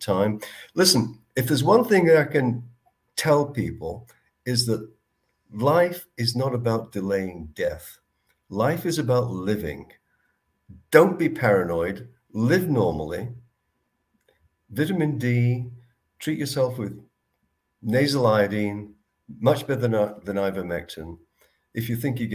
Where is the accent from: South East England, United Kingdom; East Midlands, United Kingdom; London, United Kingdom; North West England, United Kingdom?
North West England, United Kingdom; Manchester; moved away as an adult; also born or lived in British Columbia; now in Canada; I'm from Manchester